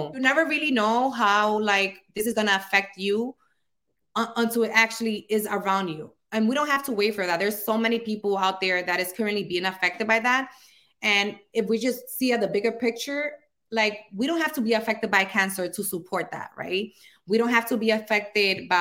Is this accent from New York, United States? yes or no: yes; New York City, New York, United States; accent: Dominican; also born or lived in Dominican Republic; I grew up here in the Bronx, New York. I came here when I was actually 3 years old. It was when my mom brought us here. And then she went back to the Dominican Republic when I was 7, and then came back when I was 9, and we never left again.